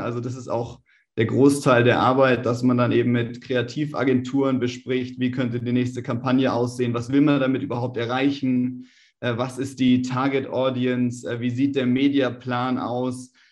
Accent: Germany; wir als Deutsche

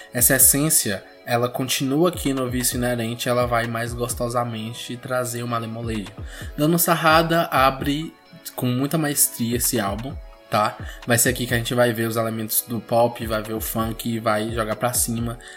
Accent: Bahia, Brazil; a Bahia, né, o meu estado natal

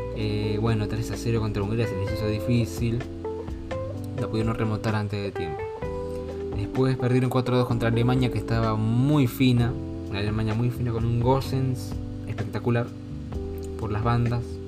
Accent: Argentina; como un argentino

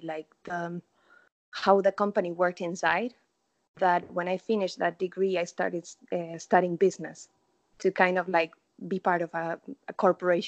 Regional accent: Argentina; first language Spanish; English is a second language; moved away as an adult; now in United States; I'm from Argentina

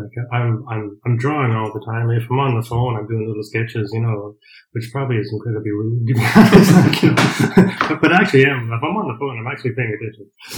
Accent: Colorado, United States; moved away as an adult; also born or lived in Nebraska; now in County Mayo, Ireland; I was born in Nebraska, which is right next to it. Like, but basically was raised in Colorado.

